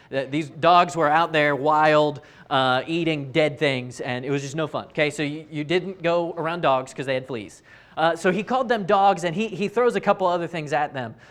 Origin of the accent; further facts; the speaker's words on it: Raleigh, North Carolina, United States; I grew up in Raleigh